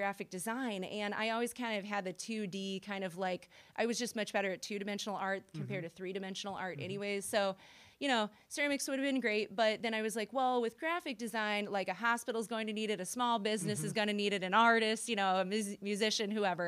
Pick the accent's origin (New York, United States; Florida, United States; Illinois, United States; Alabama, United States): Illinois, United States; Springfield; moved away as an adult; now in Carbondale, United States; I'm originally from Springfield, Illinois.